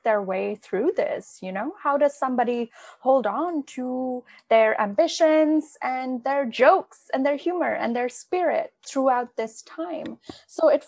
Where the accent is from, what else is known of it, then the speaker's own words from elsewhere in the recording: India; moved away; growing up in India